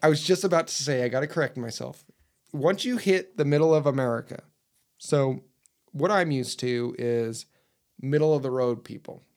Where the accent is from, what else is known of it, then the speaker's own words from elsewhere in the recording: Utah, United States; I'm from Utah.